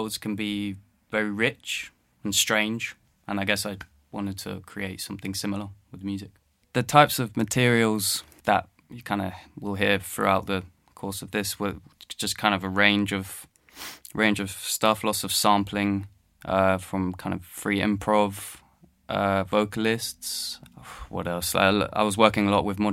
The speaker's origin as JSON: {"language": "English", "region": "London", "country": "United Kingdom", "tie": "born or raised there", "said": "I was born and based in London. I grew up in London"}